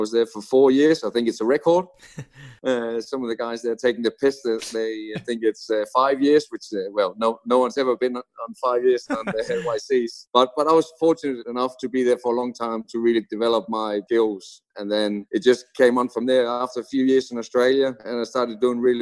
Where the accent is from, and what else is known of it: Denmark; born or raised there